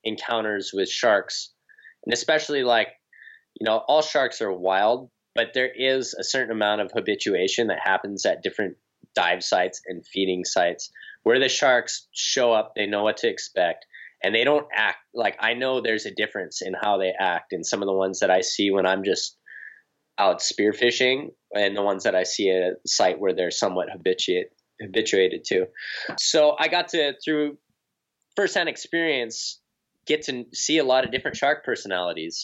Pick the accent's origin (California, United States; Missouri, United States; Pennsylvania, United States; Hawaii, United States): Hawaii, United States; North Shore of Oahu; I'm born and raised on the North Shore of Oahu